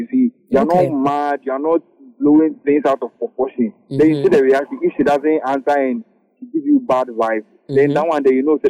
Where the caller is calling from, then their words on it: Lagos, Nigeria; Currently at North Lagos.